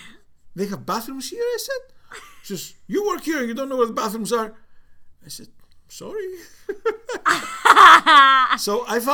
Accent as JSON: {"language": "English", "country": "Cyprus", "also_born_or_lived": "United Kingdom", "accent": "Cypriot", "said": "So within the next 3 months, you know, I kind of lost a lot of my British accent. My Cypriot accent is still in the background, but my English accent I kind"}